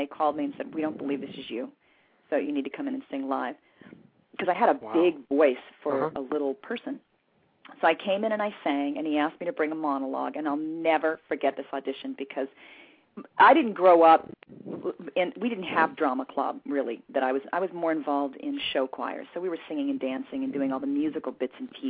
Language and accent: English; West Covina, California, United States; also born or lived in Hollywood, California / Waco, Texas; So for all intents and purposes, I grew up in West Covina, California. I'm a Southern California girl.